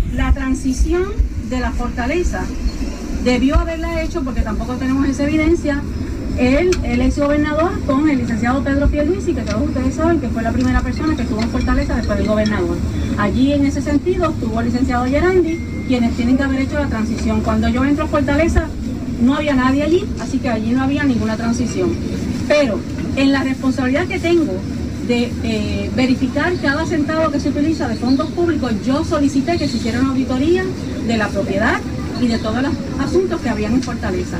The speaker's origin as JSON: {"language": "Spanish", "country": "Puerto Rico", "said": "Está mi pueblo"}